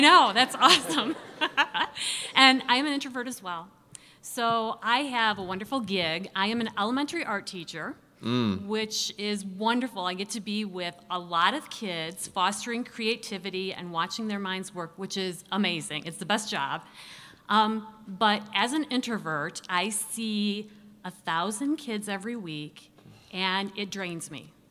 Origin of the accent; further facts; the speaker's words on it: Ottawa, Illinois, United States; I am from Ottawa, Illinois